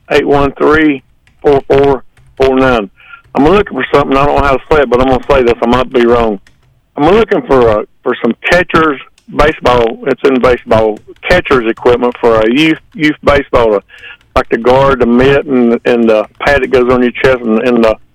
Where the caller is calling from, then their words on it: York, United States; I'm calling from York. Yes, York.